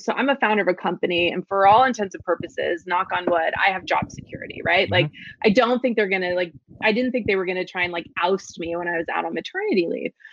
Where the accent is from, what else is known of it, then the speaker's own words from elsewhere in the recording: Florida, United States; now in New York, United States; I was raised in Florida because that's where my dad went to law school, and we stayed there